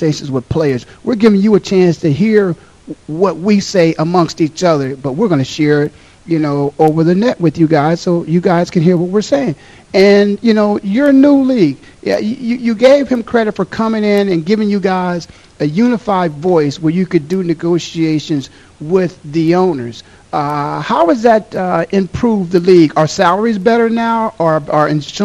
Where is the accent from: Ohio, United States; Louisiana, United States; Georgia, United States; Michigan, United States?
Ohio, United States; Canton; I am born and raised in Canton, Ohio